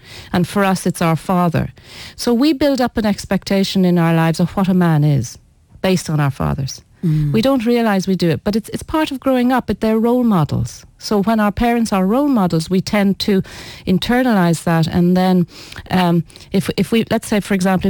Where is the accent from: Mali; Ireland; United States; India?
Ireland; I was born in Ireland, so let's say I'm a very Irish Breton